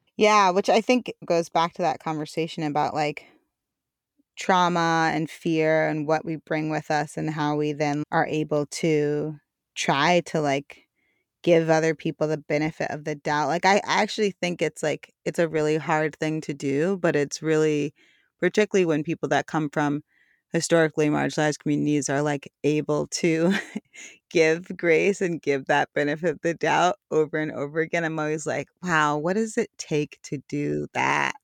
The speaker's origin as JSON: {"language": "English", "region": "New York", "country": "United States", "tie": "born or raised there", "said": "growing up in New York"}